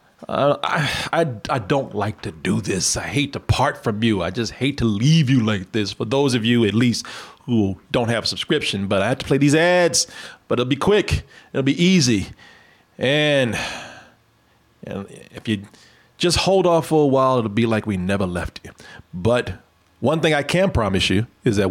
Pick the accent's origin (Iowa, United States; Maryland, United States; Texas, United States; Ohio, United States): Texas, United States; Waco; my hometown of Waco